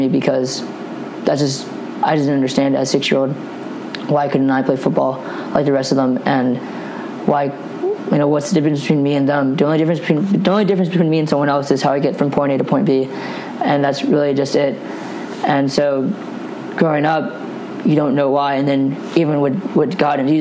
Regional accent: Plano, Texas, United States; So I was born in Plano, Texas

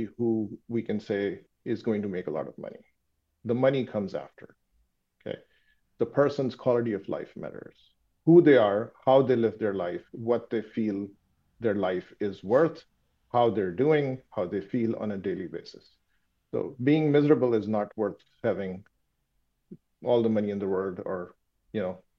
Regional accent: Pakistan; first language Urdu; English is a second language; moved away; being from Pakistan, my native language is Urdu

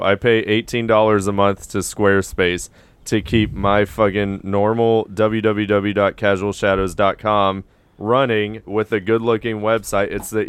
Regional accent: St. Cloud, Florida, United States; I grew up in St. Cloud.

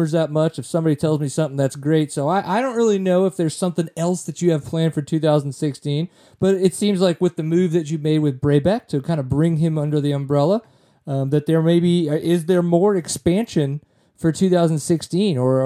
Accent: Louisiana, United States; I'm from Louisiana

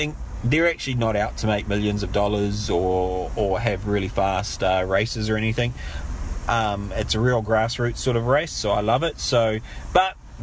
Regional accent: Hamilton, Waikato, New Zealand; Hamilton's my hometown.

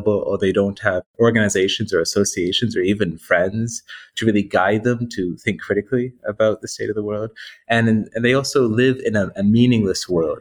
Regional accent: Canada; I'm Canadian as well

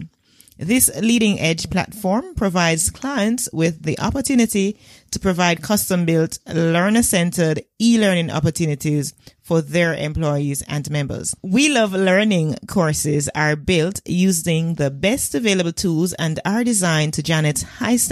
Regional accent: Jamaica

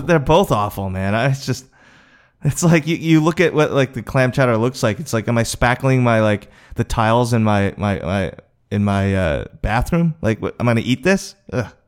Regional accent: the New York area, United States; I grew up in the New York area

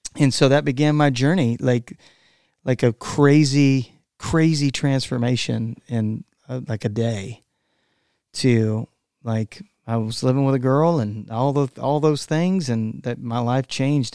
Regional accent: Texas, United States; I am from Texas

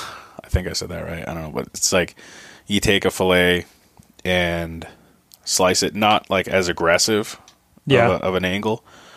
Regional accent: Southeast Alaska, United States; moved away as an adult; also born or lived in Galena, Alaska; I grew up in Southeast.

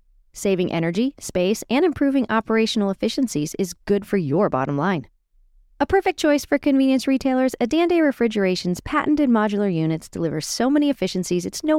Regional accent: Washington, District of Columbia, United States; my hometown of Washington, D.C. area.

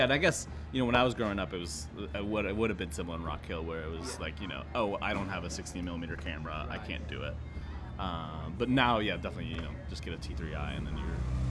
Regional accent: Honduras; I grew up in Honduras, so grew up loving movies, going to movies a lot.

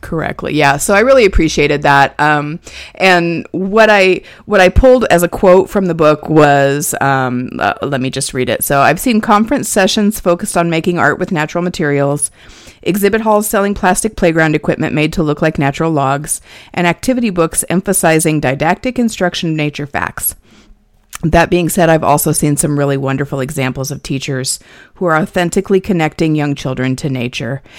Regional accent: Nebraska, United States; now in Indiana, United States; I grew up in Nebraska

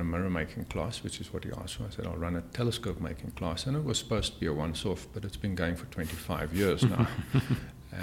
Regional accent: Cape Town, Western Cape, South Africa; I grew up in Cape Town

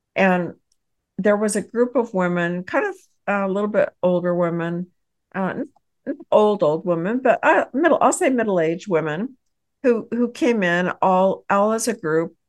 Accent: Texas, United States; I am a business owner, and I hail from Texas

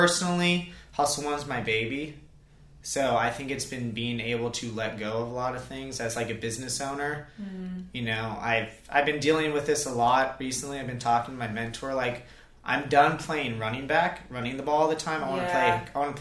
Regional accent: Ventura, California, United States; moved away as an adult; now in Charleston, United States; I'm from Ventura, California

